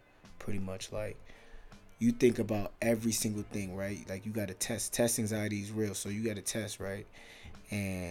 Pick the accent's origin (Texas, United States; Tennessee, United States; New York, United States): New York, United States; moved away as an adult; now in South Dakota, United States; I'm from New York